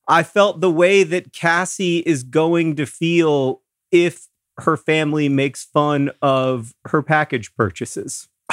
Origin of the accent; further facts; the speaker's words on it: Florida, United States; moved away; Hank and I grew up in Florida